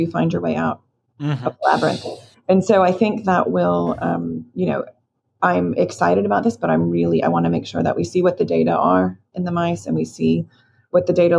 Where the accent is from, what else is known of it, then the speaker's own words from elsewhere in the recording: Florida, United States; moved away; I grew up in Florida